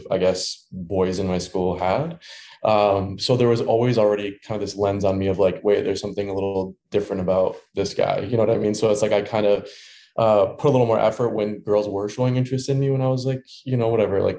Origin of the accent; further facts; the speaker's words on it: Dearborn, Michigan, United States; moved away as an adult; also born or lived in Ann Arbor, Michigan; now in Chicago, United States; I grew up in Michigan in a town called Dearborn, Michigan, which is right outside of Detroit